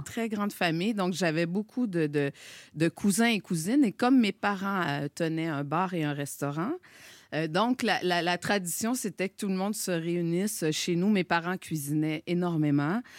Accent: Gaspésie, Quebec, Canada; accent: Québécois; now in Montreal, Canada; moi j'ai grandi en Gaspésie

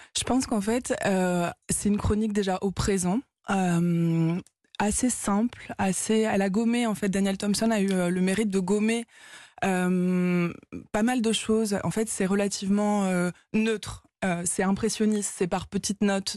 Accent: Paris, Île-de-France, France; Je suis parisienne. Euh, donc du coup, on voit Paris quand même, le Paris dans lequel je vivais

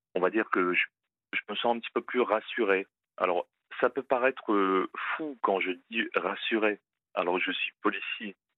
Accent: Hauts-de-France, France; Je viens des Hauts-de-France

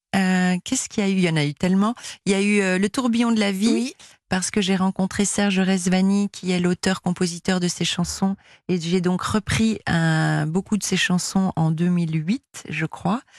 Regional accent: Belgium; la Belgique, je suis belge

